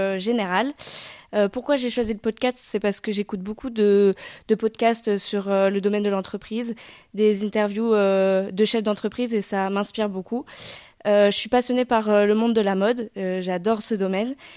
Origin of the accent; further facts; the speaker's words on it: Fumel, Nouvelle-Aquitaine, France; accent: south-western; now in Périgueux, France; je viens de Fumel, c'est dans le sud-ouest. Du coup, j'ai un petit accent.